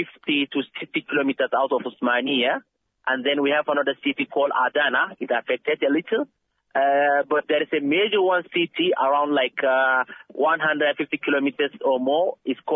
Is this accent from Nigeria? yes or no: yes; Nigeria; moved away as an adult; now in Turkey; I'm a Nigerian, but I live in Turkey for the past 12 years